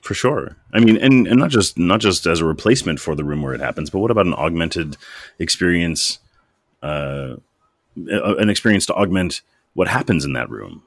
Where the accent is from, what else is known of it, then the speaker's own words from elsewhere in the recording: Cleveland, Ohio, United States; moved away as an adult; also born or lived in Chicago, Illinois; now in Canada; I grew up in Cleveland, Ohio, and I lived for a long time in Chicago, Illinois